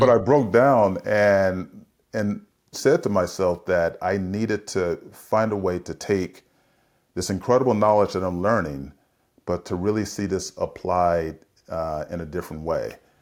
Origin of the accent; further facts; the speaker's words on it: San Francisco, California, United States; I grew up in San Francisco in the seventies